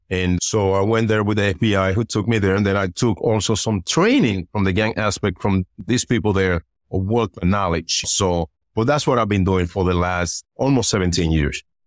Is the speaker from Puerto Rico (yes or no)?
yes; Puerto Rico; moved away; also born or lived in Dominican Republic; I was born in Dominican Republic, and then in my early years, I was raised in Puerto Rico